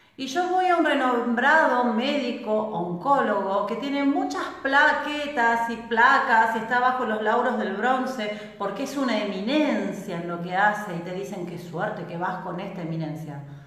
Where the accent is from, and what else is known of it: Argentina